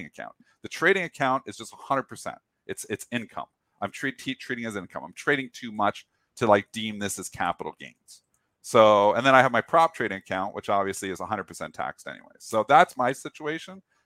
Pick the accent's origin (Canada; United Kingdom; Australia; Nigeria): Canada; I'm Canadian